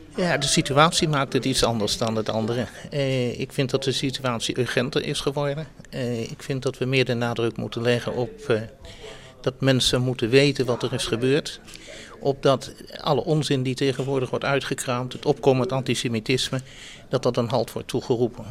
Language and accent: Dutch; Netherlands; also born or lived in Amstelveen; ik ben eh, een Joodse Nederlander en ik, ik woon hier met ongelooflijk veel plezier